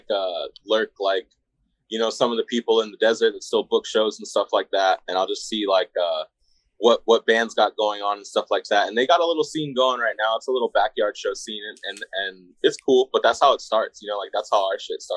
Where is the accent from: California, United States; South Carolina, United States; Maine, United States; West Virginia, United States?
California, United States; Coachella Valley, Southern; moved away as an adult; now in Phoenix, United States; me and Jamie, like we're both from Palm Springs, Indio, like the Coachella Valley, Southern California